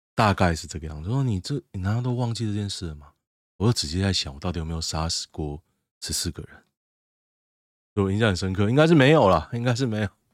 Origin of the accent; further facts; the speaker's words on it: Taoyuan, Taiwan; also born or lived in Hsinchu; 春日路就在我家外面吗？不要说我从我搬来到现在，从我小时候到现在